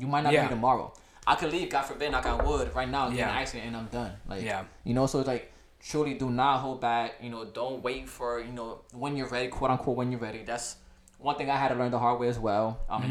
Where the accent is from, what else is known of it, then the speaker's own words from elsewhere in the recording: Connecticut, United States; also born or lived in New York; now in Miami, United States; I was born in New York, but raised in Connecticut. But I've been in Florida for 10 plus years.